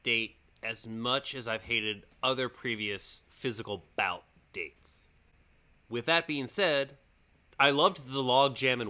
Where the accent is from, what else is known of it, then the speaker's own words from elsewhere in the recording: Maryland, United States; I'm from Maryland.